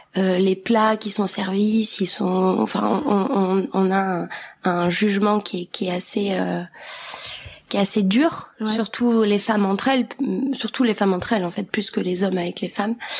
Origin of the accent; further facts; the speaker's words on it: Kosovo; moved away; je viens du Kosovo